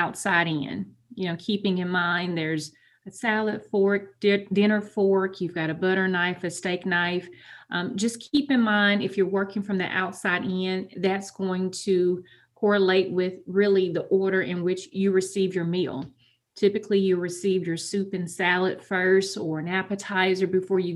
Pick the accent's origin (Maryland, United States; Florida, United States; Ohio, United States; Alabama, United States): Alabama, United States; Huntsville; I am a Huntsville native, was born and raised in North Huntsville